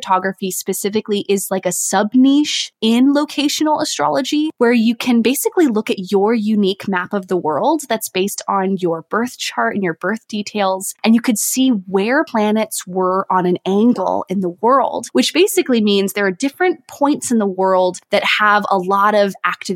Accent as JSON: {"language": "English", "town": "San Diego", "region": "California", "country": "United States", "also_born_or_lived": "New York City", "moved": "as an adult", "lives_now": "France", "said": "I'm originally from San Diego, California"}